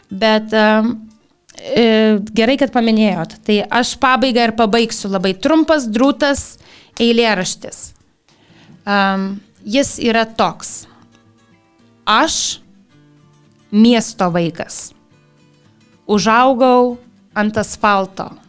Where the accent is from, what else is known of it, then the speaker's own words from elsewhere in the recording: Alytus, Alytus County, Lithuania; moved away; gimiau ir augau Alituje.